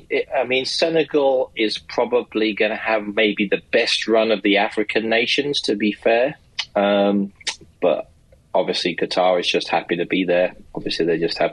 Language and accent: English; England, United Kingdom; now in United States; myself as an Englishman, but also a naturalized American citizen